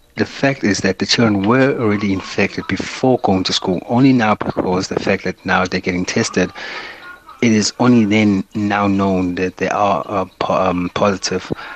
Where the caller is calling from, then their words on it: Newcastle, KwaZulu-Natal, South Africa; I'm actually calling from Newcastle